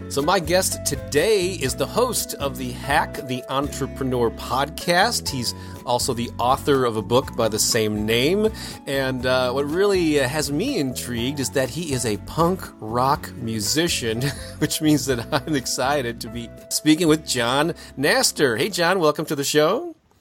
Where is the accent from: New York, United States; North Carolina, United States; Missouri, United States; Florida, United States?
Missouri, United States; St. Louis; local bands got in my hometown of Saint Louis, Missouri.